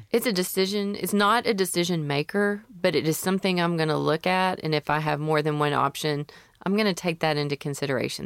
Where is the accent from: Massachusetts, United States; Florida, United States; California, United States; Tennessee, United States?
Tennessee, United States; Memphis; I'm from Memphis